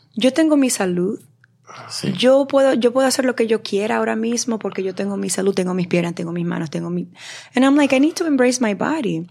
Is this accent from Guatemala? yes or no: no; Dominican Republic; yo soy la única dominicana